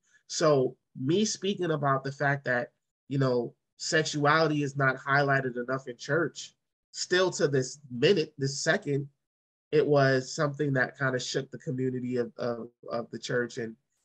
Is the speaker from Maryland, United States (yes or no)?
no; New York City, New York, United States; growing up in Brooklyn in church